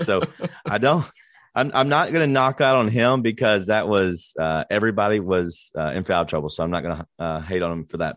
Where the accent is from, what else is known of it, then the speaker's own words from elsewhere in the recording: Memphis, Tennessee, United States; we're from Memphis.